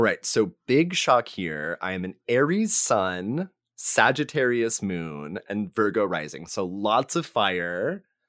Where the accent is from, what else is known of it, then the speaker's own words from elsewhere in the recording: North Texas, United States; now in Austin, United States; I am from North Texas